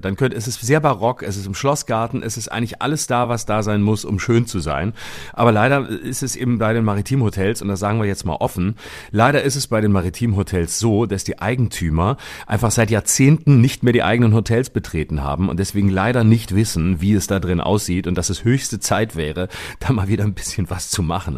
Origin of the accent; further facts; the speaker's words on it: Lörrach, Baden-Württemberg, Germany; moved away; in meiner Heimat bin ich in Lörrach am 24.